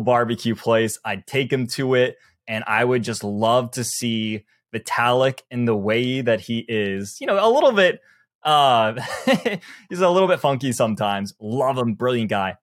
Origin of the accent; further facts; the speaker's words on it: the South, United States; I'm from the South